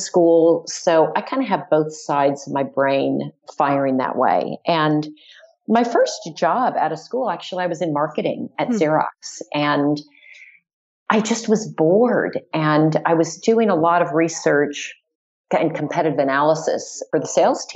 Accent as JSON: {"language": "English", "region": "Southern California", "country": "United States", "tie": "born or raised there", "also_born_or_lived": "Dallas, Texas", "said": "I like to say I'm a Californian, but I actually was born in Dallas, Texas. Mm. So we lived there just for a short time"}